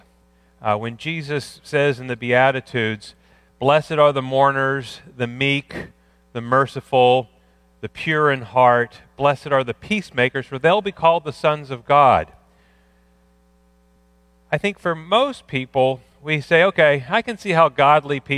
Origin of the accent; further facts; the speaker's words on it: Pittsburgh, Pennsylvania, United States; I grew up in Pittsburgh